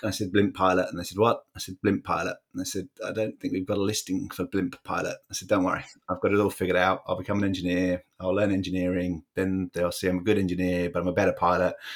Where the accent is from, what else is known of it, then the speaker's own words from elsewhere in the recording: Bedford, East of England, United Kingdom; where I grew up in England, uh, it was a town called Bedford